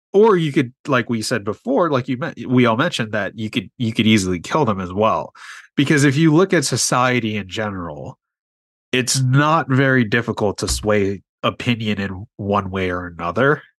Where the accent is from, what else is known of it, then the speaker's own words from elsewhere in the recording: New York City, New York, United States; I grew up in New York City